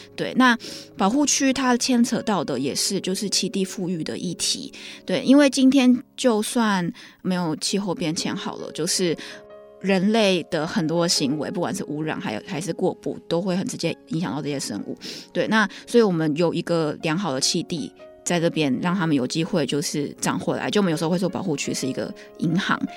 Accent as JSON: {"language": "Chinese", "country": "Taiwan", "said": "我们台湾人"}